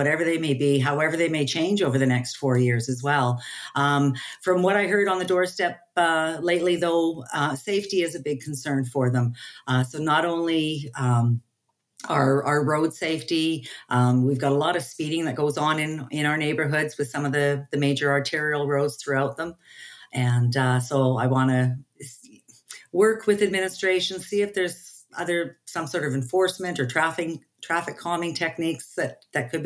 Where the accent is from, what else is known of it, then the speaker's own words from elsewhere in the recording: Edmonton, Alberta, Canada; I was born and raised in Southeast Edmonton, the Capilano area